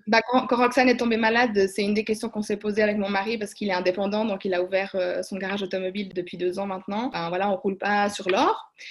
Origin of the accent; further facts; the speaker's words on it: Switzerland; chez nous en Suisse